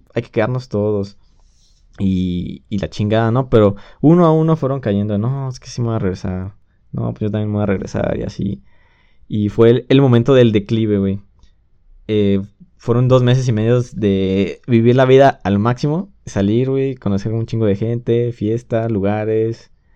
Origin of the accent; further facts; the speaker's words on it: Mexico; extrañé de México, de, no estar en mi país